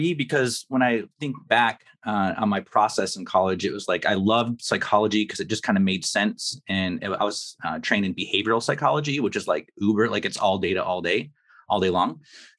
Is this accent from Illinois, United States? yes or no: no; Kalamazoo, Michigan, United States; I grew up here in Kalamazoo and had a rough go with it at high school and somehow managed to weasel my way into college.